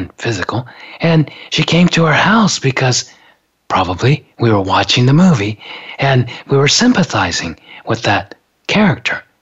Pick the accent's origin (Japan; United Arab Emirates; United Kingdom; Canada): Japan; now in United States; growing up in Japan